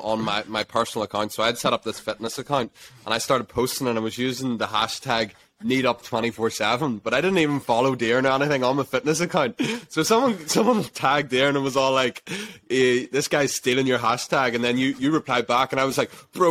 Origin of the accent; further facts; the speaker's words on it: Ireland; We're all Irish people.